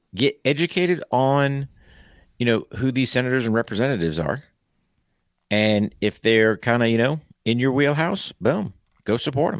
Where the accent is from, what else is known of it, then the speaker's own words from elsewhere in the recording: United States; as an American